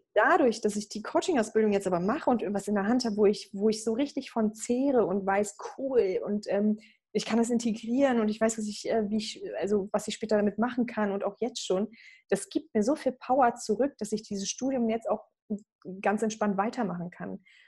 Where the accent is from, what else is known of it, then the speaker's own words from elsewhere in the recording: Berlin, Germany; also born or lived in Croatia; Berlin angenommen worden, meiner Heimatstadt auch